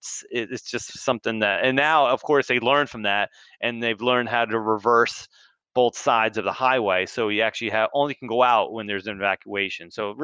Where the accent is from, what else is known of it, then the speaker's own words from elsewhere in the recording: New Jersey, United States; moved away as an adult; also born or lived in South Carolina; I grew up in New Jersey